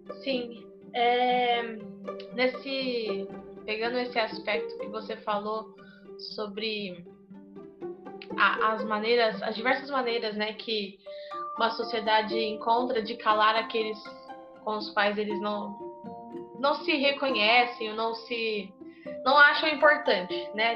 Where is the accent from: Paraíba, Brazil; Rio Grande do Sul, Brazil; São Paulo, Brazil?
São Paulo, Brazil; Ribeirão Preto; sou de Ribeirão Preto, interior de São Paulo